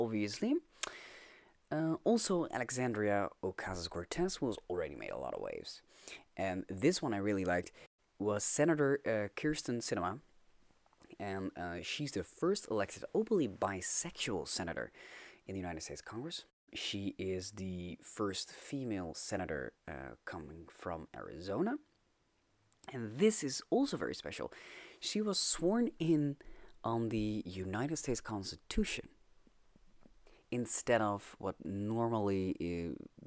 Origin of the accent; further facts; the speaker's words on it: Netherlands; I'm Dutch.